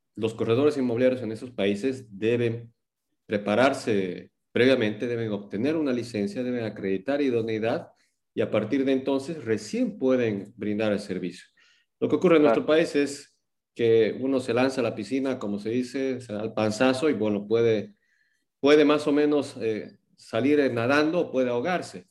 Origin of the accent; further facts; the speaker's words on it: Cochabamba, Bolivia; moved away as an adult; now in Santa Cruz, Bolivia; nací en Cochabamba el 2 de octubre de 1982, estudié en el Colegio La Salle, allá en Cochabamba